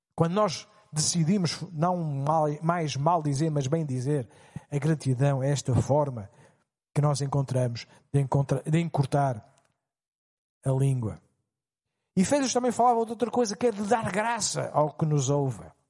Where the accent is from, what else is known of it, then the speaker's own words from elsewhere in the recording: Portugal; Como portugueses